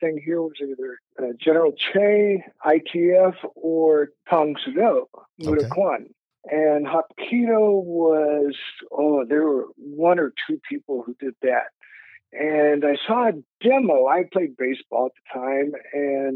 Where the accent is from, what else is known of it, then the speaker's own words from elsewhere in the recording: Texas, United States; I'm from Texas.